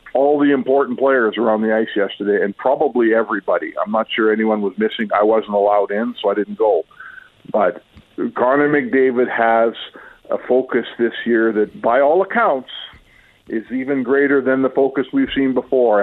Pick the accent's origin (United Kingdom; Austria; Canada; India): Canada; Edmonton, Alberta; when I was growing up in the West End.